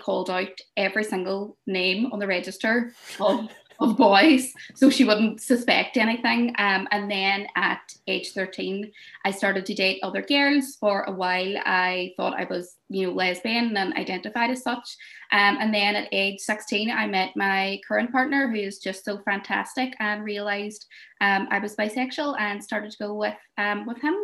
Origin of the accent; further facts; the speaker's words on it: Derry, Northern Ireland, United Kingdom; I'm from Derry